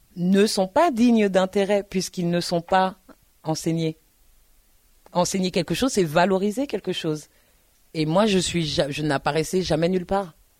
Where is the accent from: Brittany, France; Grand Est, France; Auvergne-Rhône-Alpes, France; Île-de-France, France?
Île-de-France, France; Paris; also born or lived in Tours; je suis parisienne.